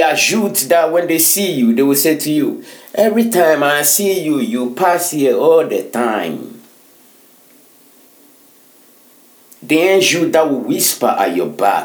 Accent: Ghana; now in Finland; I'm a Ghanaian

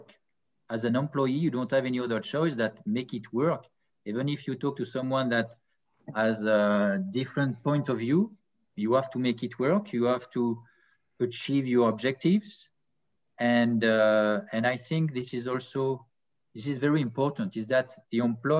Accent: Annecy, Auvergne-Rhône-Alpes, France; also born or lived in French Riviera; I was born in Annecy in France, so it's near the Alps.

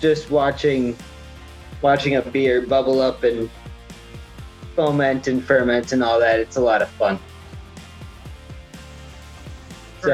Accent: Canada; I'm Canadian. B, I'm Scottish. C, I'm Irish

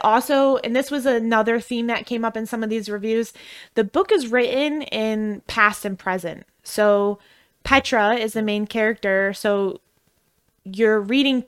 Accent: Midwest, United States; accent: Midwestern; I'm from the Midwest

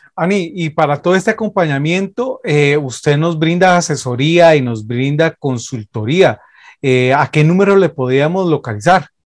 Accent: Costa Rica; nosotros somos de Costa Rica, 506

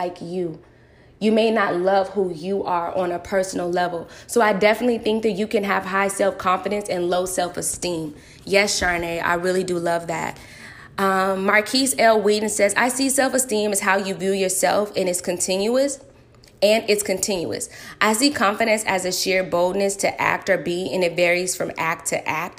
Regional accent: United States; I grew up in America

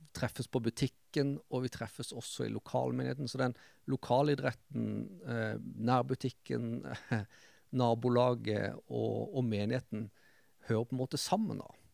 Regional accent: Kristiansand, Agder, Norway; jeg vokste opp eh, Rand i Randesund sjøl.

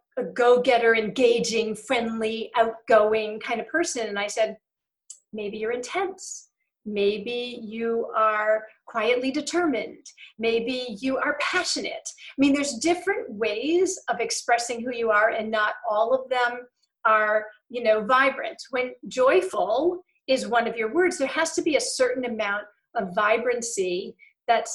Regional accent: England, United Kingdom; I'm also English.

